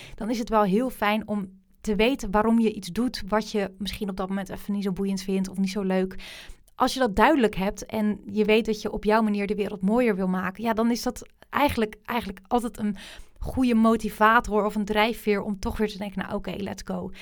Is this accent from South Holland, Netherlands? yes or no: yes; Rotterdam, South Holland, Netherlands; Rotterdam, waar ik vandaan kom